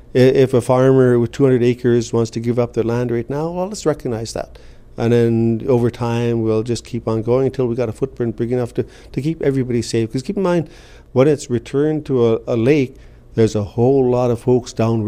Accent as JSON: {"language": "English", "town": "Seabird Island", "region": "British Columbia", "country": "Canada", "said": "I'm from Seabird Island."}